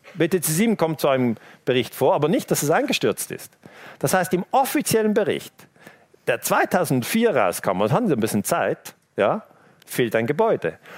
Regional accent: Switzerland; ich als Teenager in der Schweiz

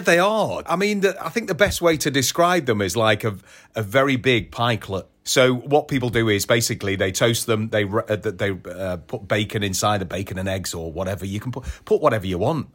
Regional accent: Audley, West Midlands, United Kingdom; I'm from Stoke, from a little village called Audley, which is near Old Sager, which is, uh, junction nineteen off the M six. Uh, born and bred there

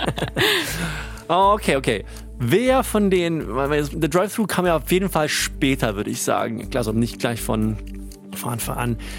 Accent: Sweden; moved away; aus meinem Heimatland

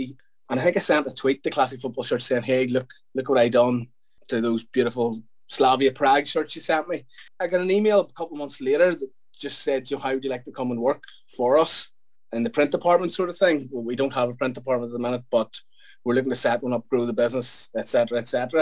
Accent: Belfast, Northern Ireland, United Kingdom; I'm from Belfast, in case the accent hasn't told you that yet.

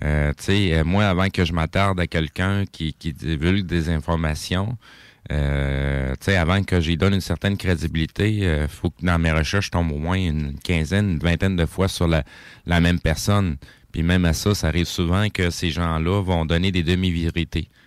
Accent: Quebec, Canada; en tant que Québécois, on, est capable de se sentir Canadien aujourd'hui.

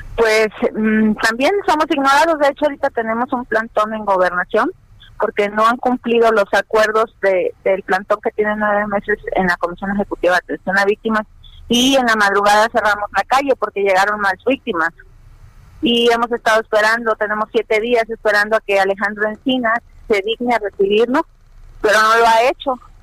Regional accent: Mexico; somos mexicanos

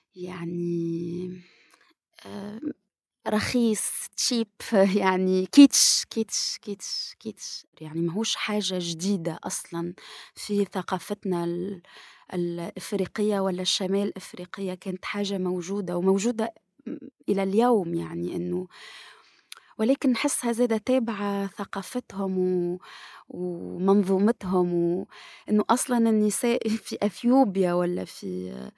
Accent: Tunisia; نسوية وصحفية محرق وباحثة في العلوم السياسية من تونس

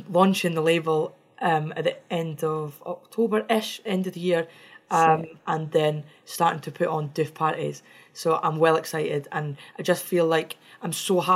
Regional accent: Scotland, United Kingdom; I'm Scottish

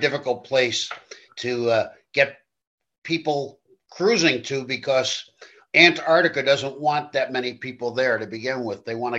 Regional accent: New York City, New York, United States; I grew up in New York City.

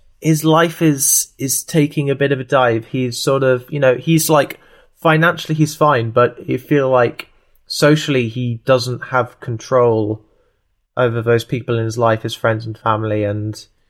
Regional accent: Tooting, London, United Kingdom; born there; I know I was born in Tooting, so I'm gonna just check on a map

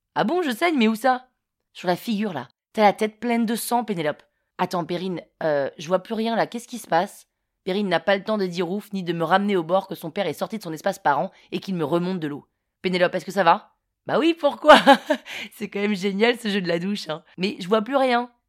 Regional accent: Paris, Île-de-France, France; also born or lived in London, United Kingdom; Parisienne, 35 ans

